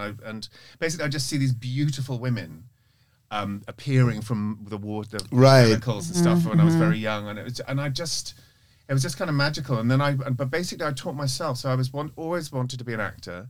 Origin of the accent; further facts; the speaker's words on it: London, United Kingdom; moved away as an adult; also born or lived in Norfolk; now in United States; I grew up in London. I was born in Norfolk, but I grew up in London.